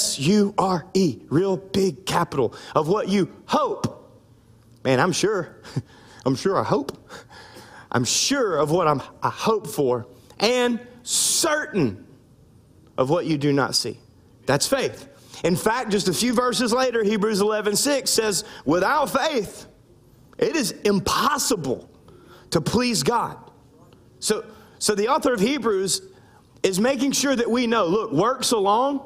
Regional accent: the Bible Belt South, United States; now in Louisiana, United States; I grew up in the Bible Belt South

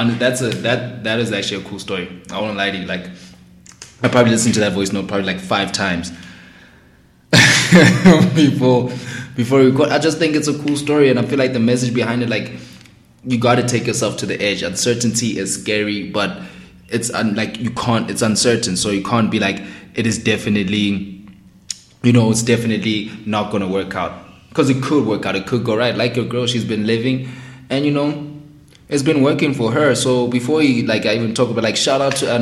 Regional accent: South Africa; speaking as a South African in SA

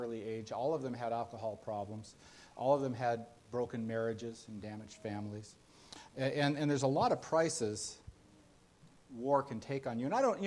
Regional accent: United States; I realized I am an American. I do identify with my country

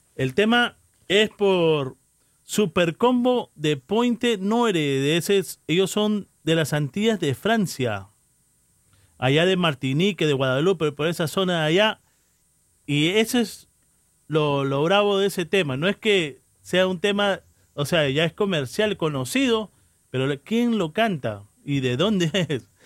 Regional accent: Peru; moved away; Soy peruano

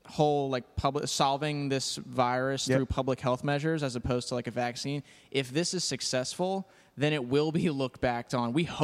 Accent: Haddon Heights, New Jersey, United States; also born or lived in Philadelphia; I'm from Haddon Heights, New Jersey.

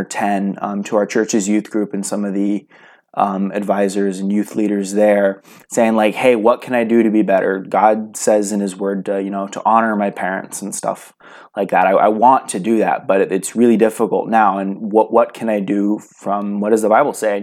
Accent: California, United States; now in Idaho, United States; I am from a little place in California known for garlic and artichokes and lots and lots and lots of marijuana. So a little coastal town, pretty much fits all the stereotypes, sandwiched between Silicon Valley and the ocean

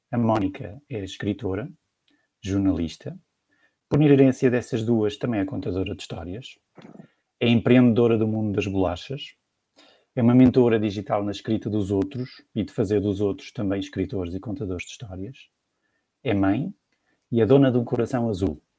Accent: Lisbon, Portugal; now in Porto, Portugal; Eu sei que sim, que eu sou Lisboeta, então estou no Porto

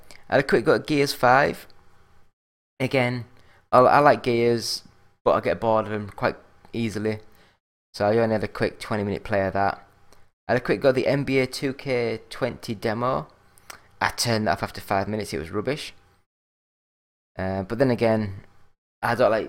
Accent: England, United Kingdom; I'm English

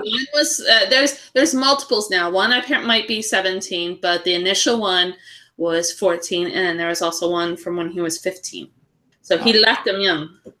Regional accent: California, United States; we are Californian

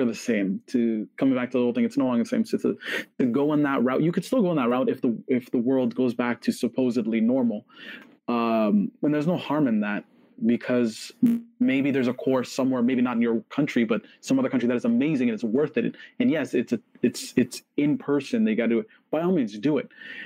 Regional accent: Toronto, Ontario, Canada; we're Canadians, we're from Toronto

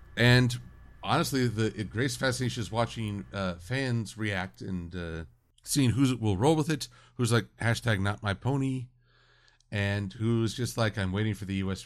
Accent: United States; I'm American

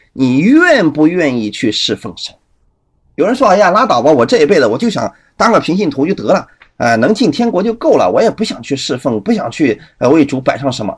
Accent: China; 我们中国人

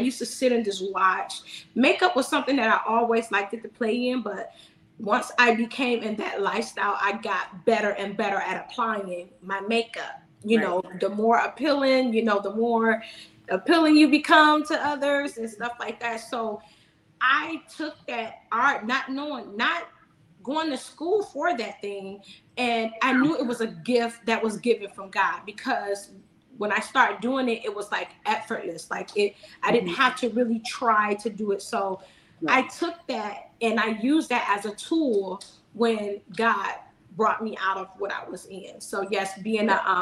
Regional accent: Detroit, Michigan, United States; moved away as an adult; also born or lived in California; now in South Carolina, United States; I was born in California, but my parents moved to Detroit, Michigan

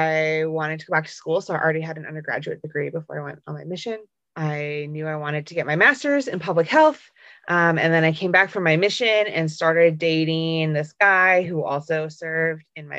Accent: Southern Alberta, Canada; also born or lived in Provo, Utah; So I grew up in Southern Alberta, which is basically Utah in Canada

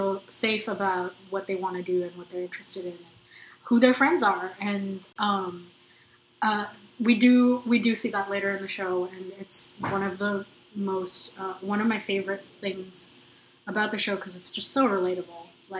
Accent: South India, India; and I'm South Indian. Like how strict they are, it feels very close to home.

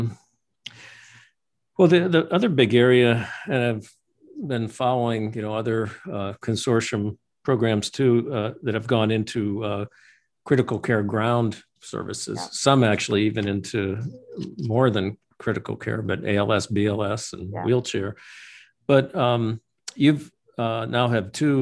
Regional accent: Michigan, United States; moved away; I'm originally from Michigan

